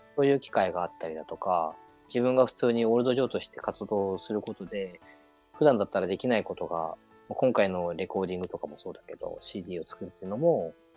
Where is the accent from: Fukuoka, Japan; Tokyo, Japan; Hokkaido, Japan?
Hokkaido, Japan; 俺北海道出身だけど